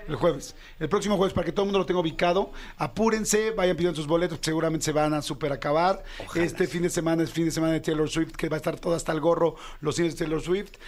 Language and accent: Spanish; Mexico